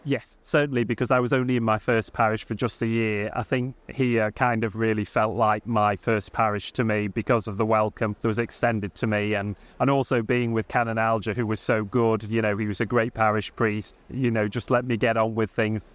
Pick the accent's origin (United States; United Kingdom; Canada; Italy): United Kingdom; Southport, North West England; I'm not Manx, I'm from Southport